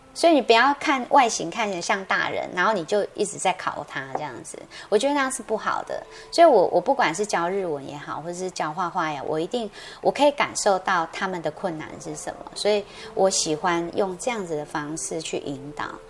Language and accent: Chinese; Taiwan; 我们台湾人很可爱